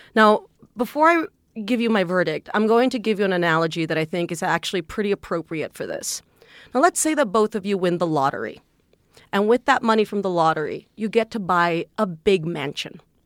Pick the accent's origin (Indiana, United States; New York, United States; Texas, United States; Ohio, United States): Texas, United States; South; I'm from Texas. I'm from South Texas. I'm from a little town that is actually dominated by the Catholic Church